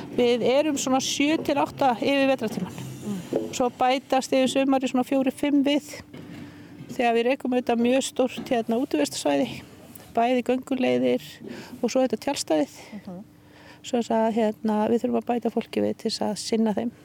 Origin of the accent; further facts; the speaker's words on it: Iceland; moved away as an adult; also born or lived in Hallormsstaður; ég er uppalinn í Mörgdalufjallum